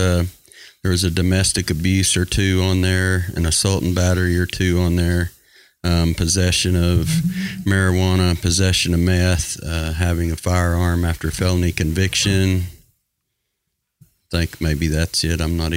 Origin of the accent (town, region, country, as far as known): Sayre, United States